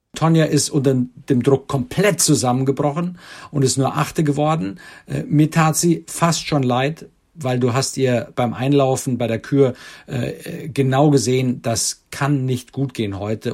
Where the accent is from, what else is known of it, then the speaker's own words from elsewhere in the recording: Germany; bei uns in Deutschland